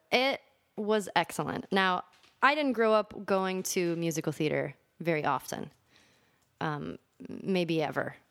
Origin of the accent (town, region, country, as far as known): Los Angeles, California, United States; born or raised there; also born or lived in Michigan